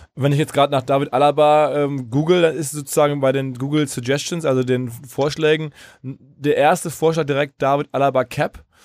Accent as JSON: {"language": "German", "area": "Ruhr area", "region": "North Rhine-Westphalia", "country": "Germany", "said": "aus der Ruhrgebietswahrnehmung, wo ich herkomme"}